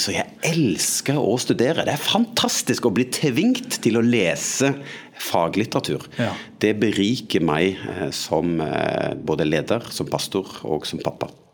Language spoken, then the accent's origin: Norwegian; Sandnes, Rogaland, Norway; moved away as an adult; also born or lived in Eastern Norway (Østlandet); Oppvokst eh, utafor Sandnes, Stavanger